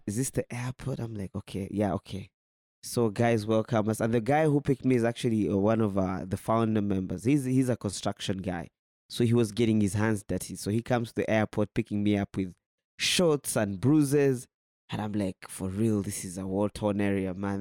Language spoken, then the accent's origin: English; Uganda; moved away as an adult; now in Burundi; I come from Uganda